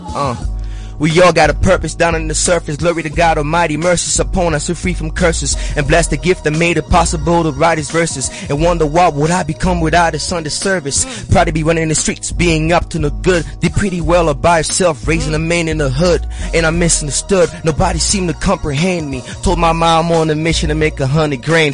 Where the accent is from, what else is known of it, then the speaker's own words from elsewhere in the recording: Detroit, Michigan, United States; moved away as an adult; also born or lived in Johannesburg, South Africa; now in South Africa; I was born in Johannesburg and raised in Detroit.